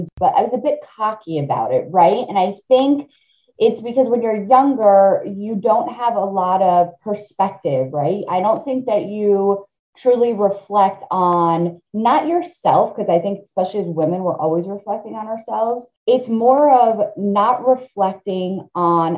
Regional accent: Italy; moved away; We were immigrants. I'm an immigrant. I was born in Italy.

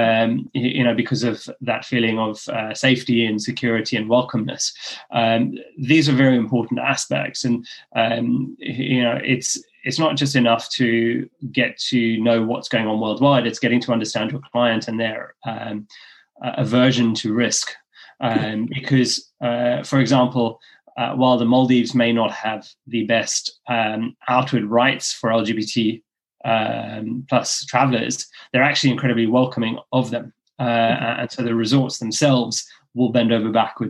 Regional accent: Cape Town, Western Cape, South Africa; moved away as an adult; also born or lived in Ireland; now in London, United Kingdom; what I grew up with in Cape Town

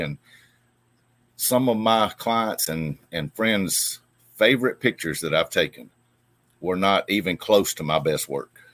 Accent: Opelika, Alabama, United States; I was born and raised here. Um, been here my whole life

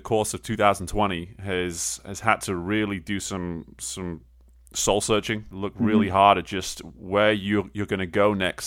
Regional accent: England, United Kingdom; an English guy who did not grow up on baseball

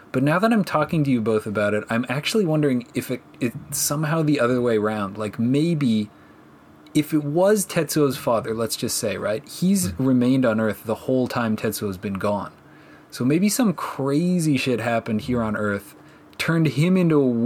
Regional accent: Canada; As a Canadian, I thought about I this say, a lot. Minus 15's not even that cold.

